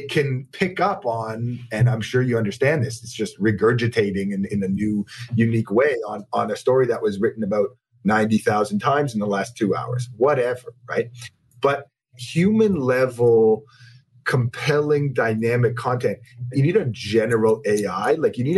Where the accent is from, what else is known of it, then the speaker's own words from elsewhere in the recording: Toronto, Ontario, Canada; I'm born and raised in Toronto.